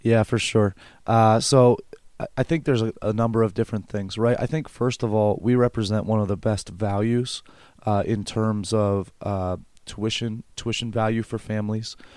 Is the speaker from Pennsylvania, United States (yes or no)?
yes; Elizabethtown, Pennsylvania, United States